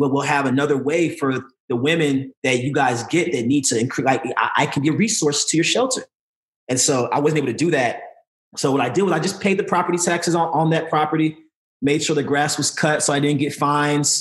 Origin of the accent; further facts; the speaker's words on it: Chicago, Illinois, United States; moved away; also born or lived in St. Louis, Missouri; I was born and raised in St. Louis, but I grew up a lot in Chicago